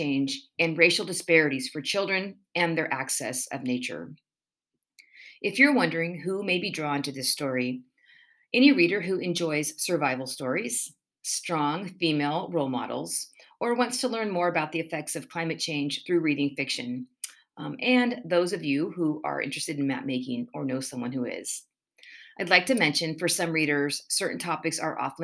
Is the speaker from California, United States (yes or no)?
yes; California, United States; As a Californian myself